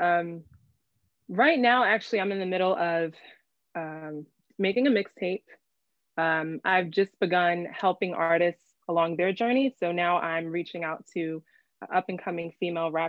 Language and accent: English; Philadelphia, Pennsylvania, United States; I grew up in Philly, nice town area, basically North Philly.